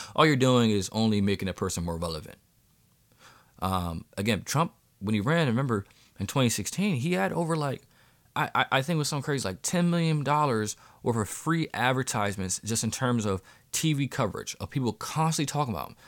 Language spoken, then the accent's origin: English; Pennsylvania, United States; here in my home state of Pennsylvania